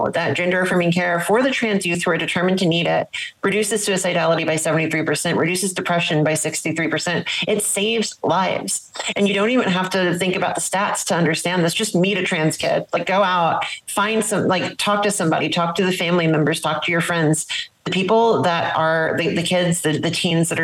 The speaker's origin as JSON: {"language": "English", "region": "South Louisiana", "country": "United States", "tie": "born or raised there", "said": "I grew up in South Louisiana in the 1990s"}